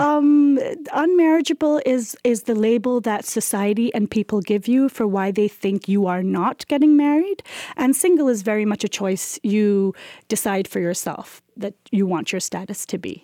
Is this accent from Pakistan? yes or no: yes; Pakistan; we are a post-colonial country. Pakistan is, it came, became a sovereign